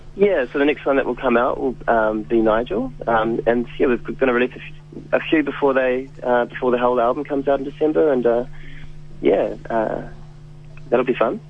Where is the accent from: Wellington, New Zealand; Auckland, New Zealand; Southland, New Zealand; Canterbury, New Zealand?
Wellington, New Zealand; also born or lived in Berlin; I'm from Wellington